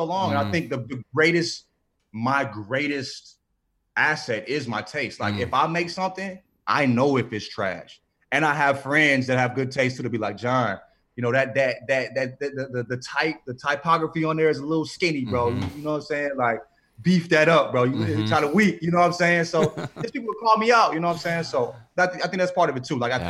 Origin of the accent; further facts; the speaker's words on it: St. Louis, Missouri, United States; I'm from St. Louis, so I'm from a town where people don't want an All-Star game either